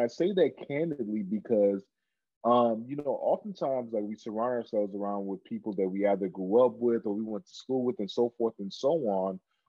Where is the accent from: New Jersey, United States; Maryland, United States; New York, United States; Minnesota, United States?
Minnesota, United States; born or raised there; also born or lived in Cameroon